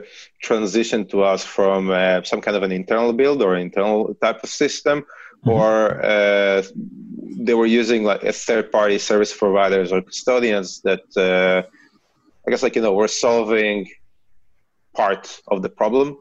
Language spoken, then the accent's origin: English; Israel; accent: Israeli; I actually started in the Israeli Cyber Command, as you can hear from my accent